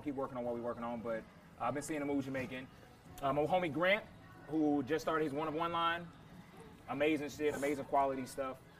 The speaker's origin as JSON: {"language": "English", "town": "Indianapolis", "region": "Indiana", "country": "United States", "tie": "born or raised there", "also_born_or_lived": "Thailand", "moved": "as an adult", "lives_now": "Northridge, United States", "said": "I'm, I'm from Indianapolis, Indiana, born yeah. and raised, NapTown 317"}